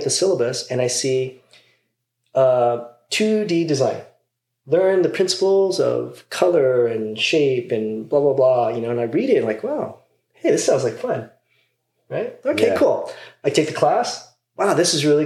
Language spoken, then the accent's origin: English; Las Vegas, Nevada, United States; moved away as an adult; also born or lived in Pasadena, California; I grew up actually in Las Vegas. So not California.